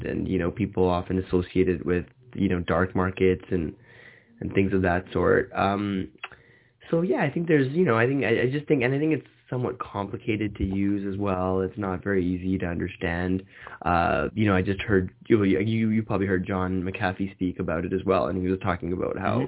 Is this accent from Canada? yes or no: yes; Canada; moved away; I'm originally from Canada